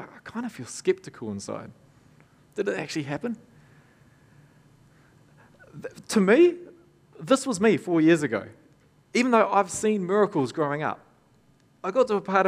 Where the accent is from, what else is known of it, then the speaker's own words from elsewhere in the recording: Tokoroa, Waikato, New Zealand; I grew up in Tokoroa. My parents pastored the church there